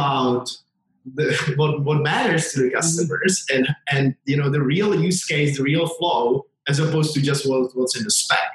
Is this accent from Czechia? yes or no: yes; Czechia; I grew up in Czechoslovakia and then Czech Republic